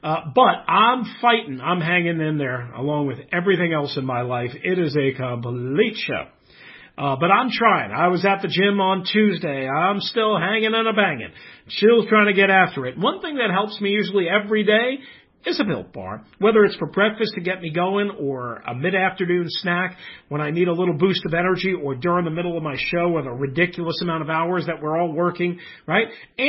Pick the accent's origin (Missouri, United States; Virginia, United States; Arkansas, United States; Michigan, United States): Virginia, United States; Richmond; now in West Coast, United States; Hey, you know what? Yeah, of course, I'm from Richmond. I hear from all my buddies, but I'm very happy here on the West Coast.